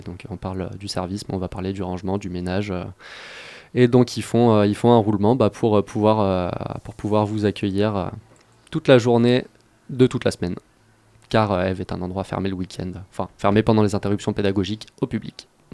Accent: Grenoble, Auvergne-Rhône-Alpes, France; moved away; Je suis grenoblois, j'ai commencé mes études sur le campus de Grenoble

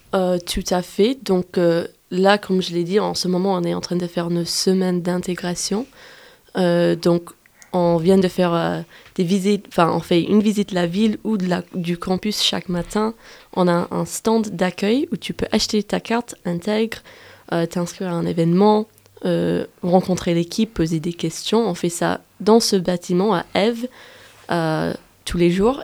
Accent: United States; French is a second language; now in Grenoble, France; Je suis américaine des États-Unis et j'ai fait ma licence ici

